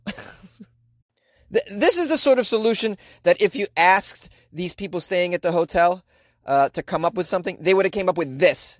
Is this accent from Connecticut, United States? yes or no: no; Boston, Massachusetts, United States; accent: Boston; That's how we say it in Boston.